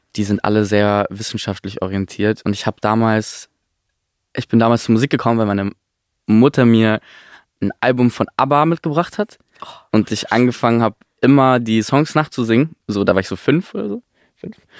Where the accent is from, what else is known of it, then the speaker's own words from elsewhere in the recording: near Stuttgart, Baden-Württemberg, Germany; ich bin bei Stuttgart aufgewachsen